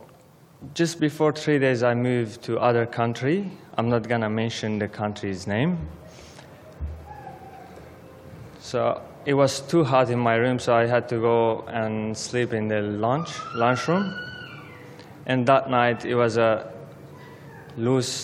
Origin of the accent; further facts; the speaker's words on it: Aleppo, Aleppo Governorate, Syria; English is a second language; moved away as an adult; now in Australia; I was born in Syria, Aleppo, but my background is Armenian